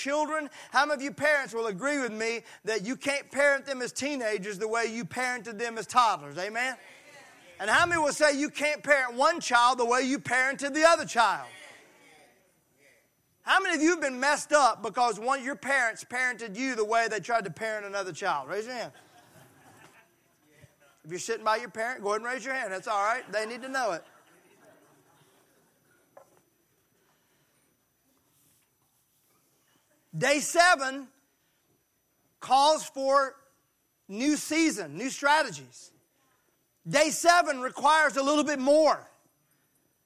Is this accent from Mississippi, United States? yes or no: yes; Mississippi, United States; I'm from Mississippi and we don't learn a lot of Hebrew there